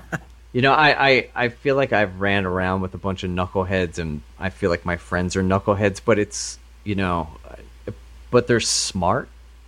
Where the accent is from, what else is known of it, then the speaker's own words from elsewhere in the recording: Pennsylvania, United States; Pretty much Delco, just outside of Philadelphia.